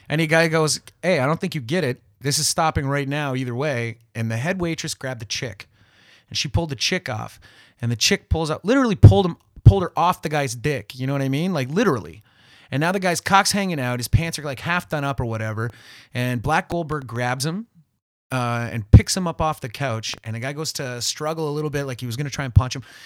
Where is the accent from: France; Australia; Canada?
Canada; South River, Ontario; now in Toronto, Canada; I'm from South River, it's a small place